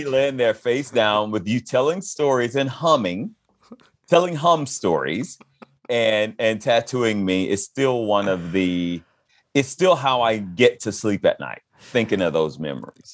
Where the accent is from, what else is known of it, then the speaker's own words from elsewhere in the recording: Fayetteville, Georgia, United States; I'm from Fayetteville, Georgia